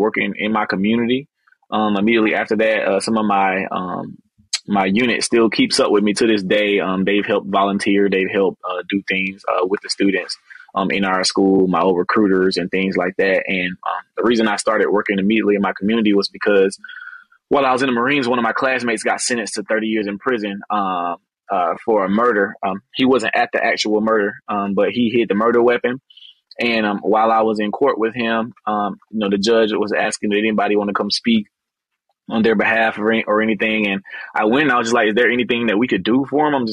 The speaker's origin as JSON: {"language": "English", "town": "Albany", "region": "Georgia", "country": "United States", "tie": "born or raised there", "said": "born and raised in Albany, graduated from Westover High School here in Albany when I was 17"}